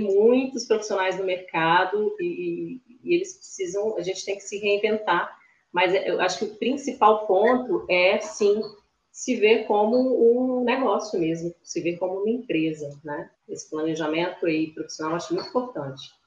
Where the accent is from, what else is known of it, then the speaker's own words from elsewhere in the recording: Espírito Santo, Brazil; moro aqui no Espírito Santo, sou capixaba da Gema